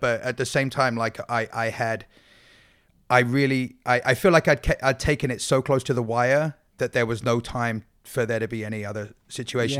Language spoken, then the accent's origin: English; England, United Kingdom; moved away; I'm English